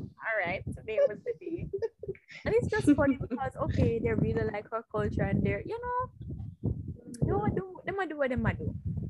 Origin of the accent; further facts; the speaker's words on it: Jamaica; if my Jamaican card I get revoked